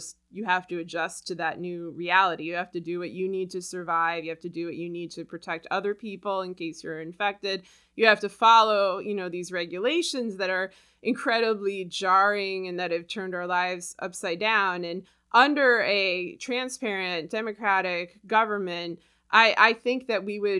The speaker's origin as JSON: {"language": "English", "country": "United States", "said": "I'm an American"}